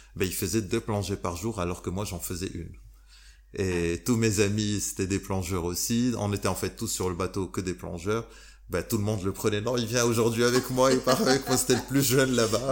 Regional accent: Morocco; moved away; also born or lived in Dubai / Bali; je suis marocain, je viens d'une société marocaine

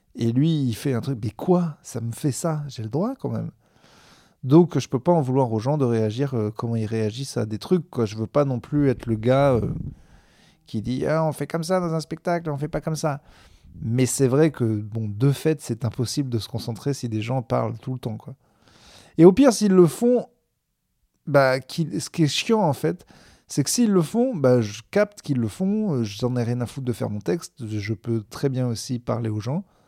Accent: Clermont-Ferrand, Auvergne-Rhône-Alpes, France; now in Bordeaux, France; je suis originaire de Clermont

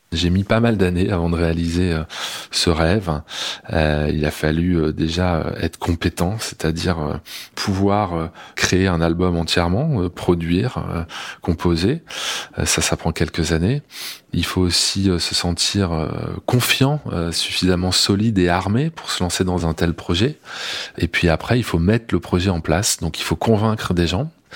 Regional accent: Grenoble, Auvergne-Rhône-Alpes, France; je suis né à Grenoble, hein, euh, dans les montagnes

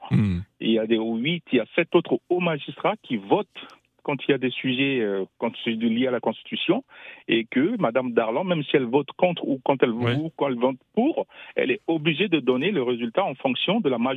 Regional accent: Central African Republic; je suis centrafricain

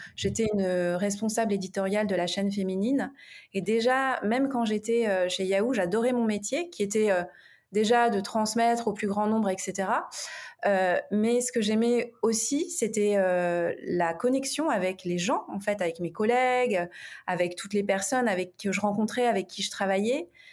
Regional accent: Paris, Île-de-France, France; je suis une Parisienne

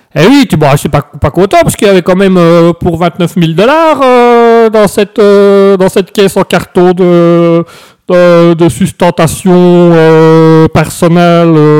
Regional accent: Belgium; en tant que Belge

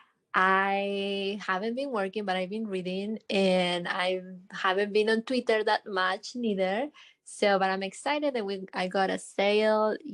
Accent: Argentina; now in Houston, United States; I live in Houston. I'm from Argentina

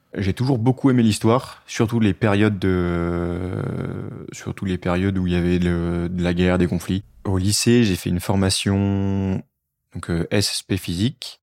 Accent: Nord, Hauts-de-France, France; moved away; je suis originaire du Nord

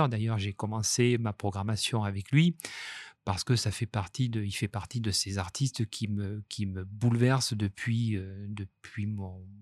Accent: Nice, Provence-Alpes-Côte d'Azur, France; also born or lived in Toulouse; je suis un niçois d'adoption. J'ai des racines euh, toulousaines par mon père et égyptiennes par ma mère. Et puis, depuis, j'étais partagé dès l'enfance entre, entre Toulouse et Nice.

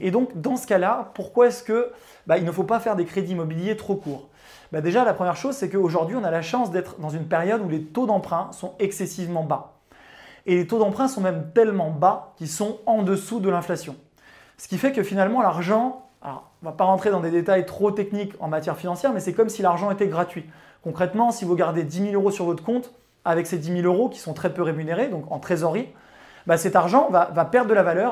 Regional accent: Chambéry, Auvergne-Rhône-Alpes, France; born or raised there

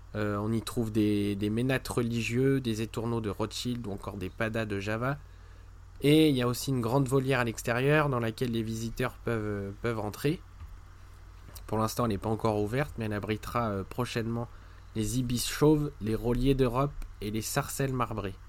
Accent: France; chez nous en France

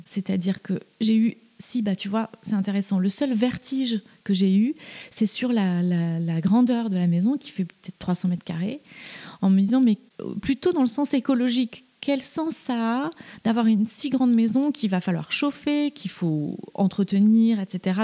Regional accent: Toulouse, Occitania, France; moved away as an adult; also born or lived in Paris; now in Eure, France; j'ai grandi en ville, j'ai grandi à Toulouse, puis je suis venue faire mes études à Paris à 18 ans

